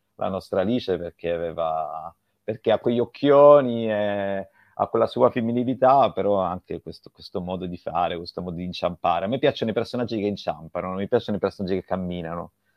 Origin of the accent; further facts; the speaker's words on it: Sicily, Italy; io sono siciliano